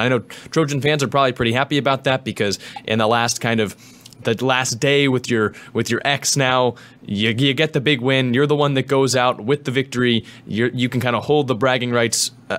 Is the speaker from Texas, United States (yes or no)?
no; Bay Area, California, United States; growing up in the Bay Area